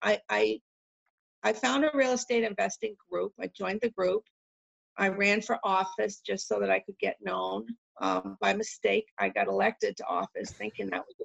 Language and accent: English; Massachusetts, United States; moved away as an adult; now in New Hampshire, United States; I'm from Massachusetts originally.